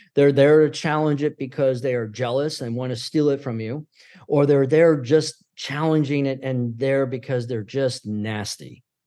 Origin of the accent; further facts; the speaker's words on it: Syracuse, New York, United States; moved away; also born or lived in Pennsylvania / Tampa, Florida; prior to Pennsylvania, we were in Syracuse growing, I was growing up in Syracuse